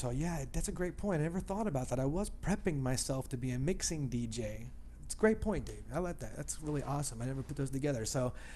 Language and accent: English; Dayton, Ohio, United States; also born or lived in Toledo, Ohio; Dayton, Ohio, which is my hometown here